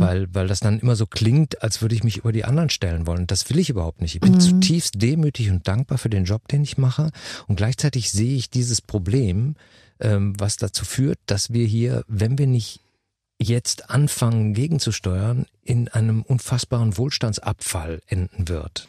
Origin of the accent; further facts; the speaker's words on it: Germany; bei uns in Deutschland